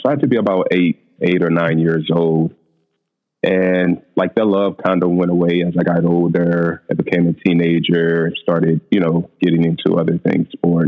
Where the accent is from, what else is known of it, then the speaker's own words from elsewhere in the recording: St. Louis, Missouri, United States; I'm from St. Louis, Missouri. I'm an accountant by day, photographer at my free time.